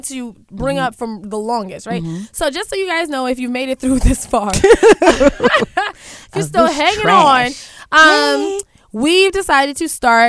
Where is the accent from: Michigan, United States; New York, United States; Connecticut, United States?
New York, United States; Brooklyn